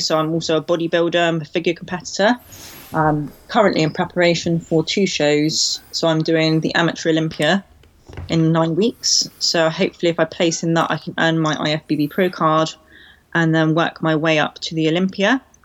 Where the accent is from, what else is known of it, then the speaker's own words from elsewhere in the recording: Cornwall, South West England, United Kingdom; also born or lived in London; I moved back down to Cornwall to stay with my mum